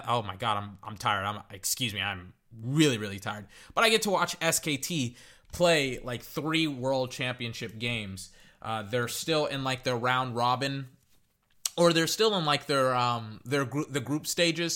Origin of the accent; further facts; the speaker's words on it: United States; as an American